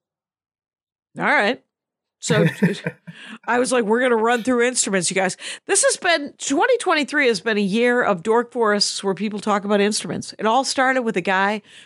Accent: Wisconsin, United States; also born or lived in Minneapolis; now in Los Angeles, United States; I am from Wisconsin

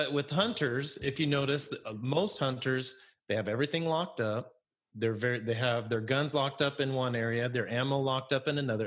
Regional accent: Idaho, United States; now in Pacific Northwest, United States; growing up in Idaho, there's a lot of cattle ranches

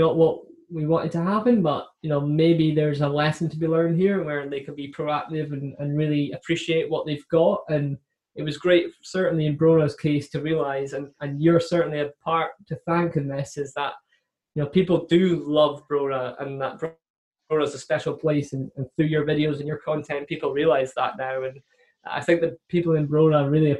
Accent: Scotland, United Kingdom; a Scottish guy who lives 3 hours away

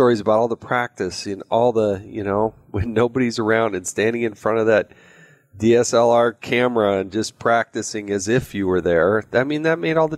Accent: Utah, United States; I happen to be from Utah

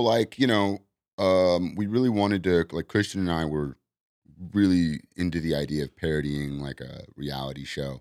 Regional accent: Los Angeles, California, United States; also born or lived in Arizona; I'm from here. I grew up in Venice

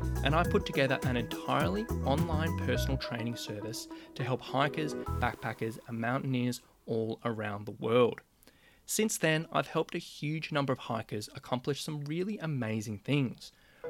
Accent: Sydney, New South Wales, Australia; my hometown of Sydney, Australia

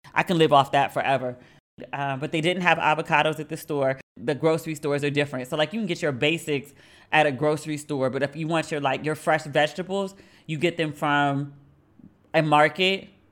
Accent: Maryland, United States; moved away as an adult; now in Accra, Ghana; I am from Maryland. We are, like, we are known for our seafood

